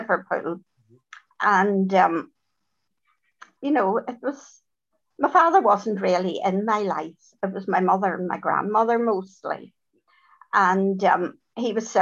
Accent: Dublin, Leinster, Ireland; I was born in Dublin.

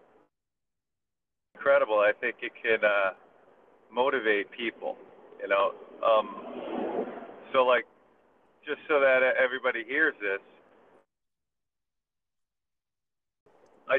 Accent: Valley Cottage, New York, United States; I grew up in Valley Cottage, New York, on Ridge Road

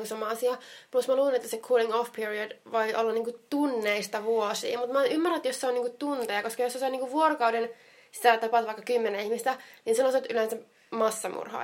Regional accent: Jyväskylä, Central Finland, Finland; minä olen Jyväskylästä

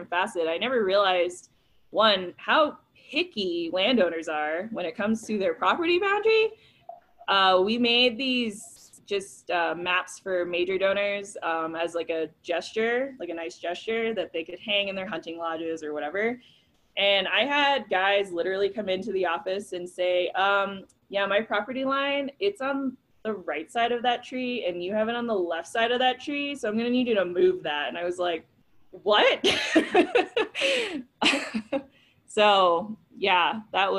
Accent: New York, United States; moved away as an adult; also born or lived in Mid-South; growing up in New York, guns were like not a thing

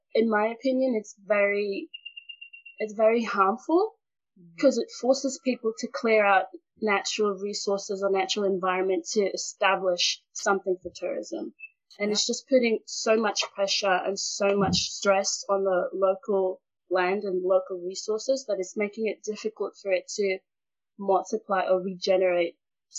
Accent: Pango, Shefa, Vanuatu; So I'm from Vanuatu, Efate. And Efate, Pango village, a village in Efate called Pango. And I'm right now sitting in my parents' house because I'm still a teen and I don't have a house for myself.

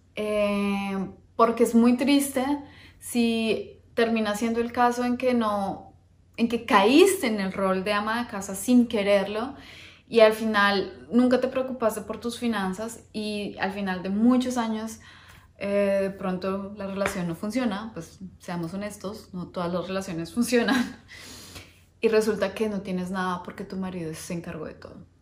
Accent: Bogotá, Colombia; moved away; Yo vengo de Bogotá, Colombia

